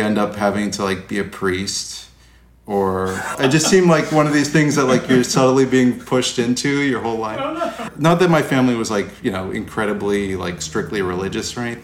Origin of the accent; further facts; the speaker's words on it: New Orleans, Louisiana, United States; I ended up spending a lot of my youth in the suburbs of New Orleans, across the river from the city itself